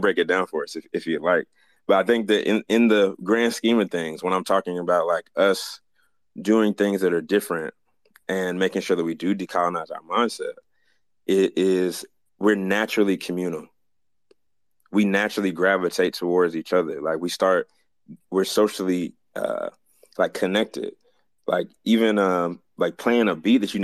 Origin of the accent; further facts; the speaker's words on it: Jamaica; as a Jamaican